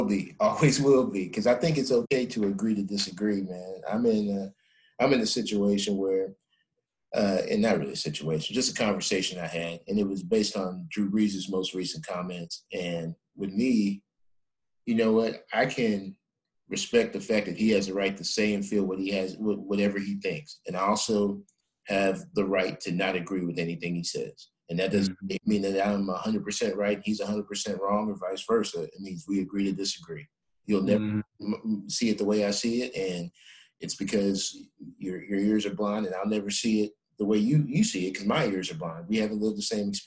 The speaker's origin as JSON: {"language": "English", "town": "New Waverly", "region": "Texas", "country": "United States", "tie": "born or raised there", "also_born_or_lived": "The Woodlands, Texas", "said": "Growing up in New Waverly, Texas, with 19 channels on our cable box"}